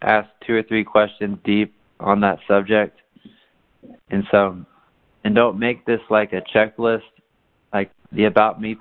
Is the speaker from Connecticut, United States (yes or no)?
no; Tyler, Texas, United States; I was born in Tyler, Texas.